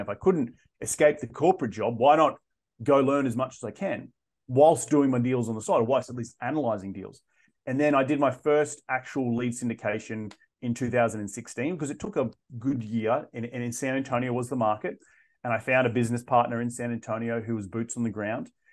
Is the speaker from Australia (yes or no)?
yes; Australia; moved away as an adult; also born or lived in London / South of France; I'm originally from Australia